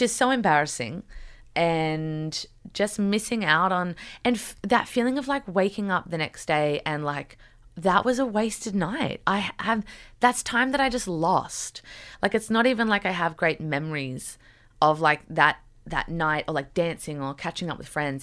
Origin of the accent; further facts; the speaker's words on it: Newcastle, New South Wales, Australia; moved away as an adult; also born or lived in New York City; growing up in Newcastle